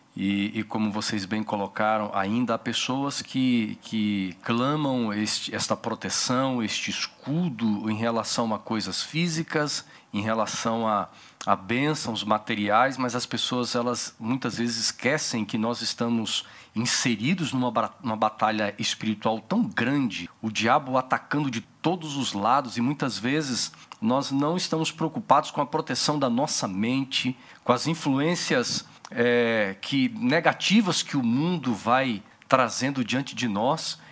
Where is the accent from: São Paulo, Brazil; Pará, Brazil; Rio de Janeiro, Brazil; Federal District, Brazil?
Federal District, Brazil; Brasília; sou brasiliense